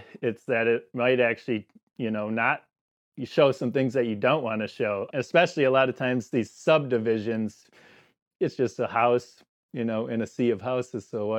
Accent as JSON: {"language": "English", "town": "Saukville", "region": "Wisconsin", "country": "United States", "tie": "born or raised there", "said": "And eventually I moved back here where I'm from. I grew up in Saukville. And so I moved back here"}